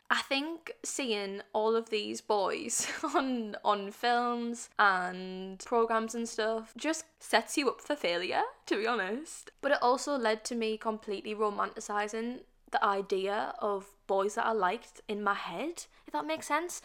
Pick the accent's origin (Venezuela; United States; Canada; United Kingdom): United Kingdom; being British.